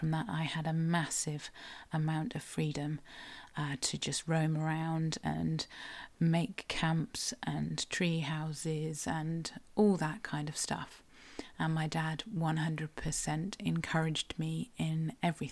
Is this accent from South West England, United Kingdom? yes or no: yes; South West England, United Kingdom; I am a Cornish writer and blogger